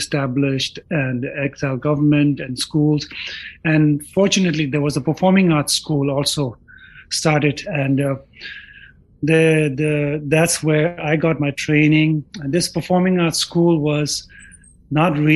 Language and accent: English; Dharamsala, Himachal Pradesh, India; moved away as an adult; also born or lived in Sikkim, India / San Francisco, United States; now in United States; I'm a Tibetan musician, singer, performer. I grew up in Dharamsala